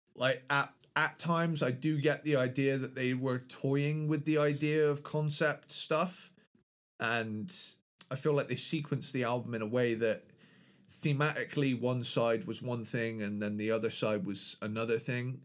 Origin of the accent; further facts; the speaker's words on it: United Kingdom; London is my home country's capital city